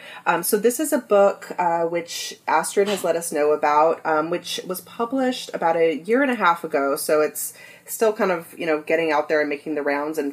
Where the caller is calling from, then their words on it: San Diego, California, United States; Yes, I am here from Southern California, San Diego.